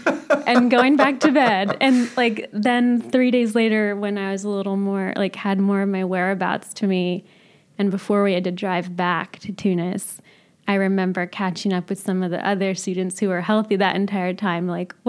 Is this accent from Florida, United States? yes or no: no; California, United States; I had, I would say, little exposure to what I would call an Armenian community, even though I grew up in California.